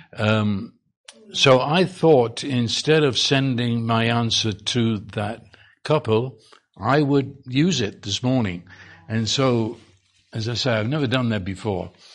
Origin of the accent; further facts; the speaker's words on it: England, United Kingdom; now in Texas, United States; I'm English